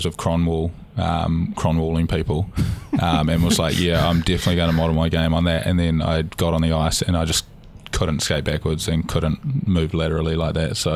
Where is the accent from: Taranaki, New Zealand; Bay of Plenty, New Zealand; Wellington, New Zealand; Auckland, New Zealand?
Taranaki, New Zealand; I am from the Naki